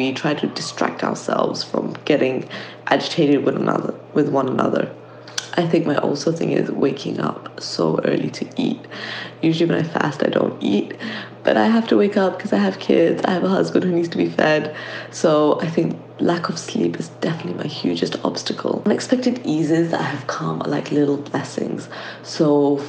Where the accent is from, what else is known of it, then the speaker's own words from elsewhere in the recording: London, United Kingdom; I'm from London.